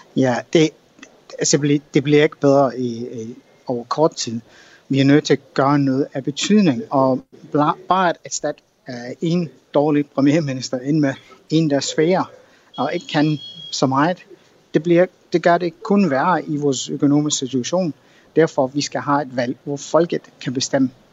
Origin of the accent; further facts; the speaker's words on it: Scotland, United Kingdom; som skotte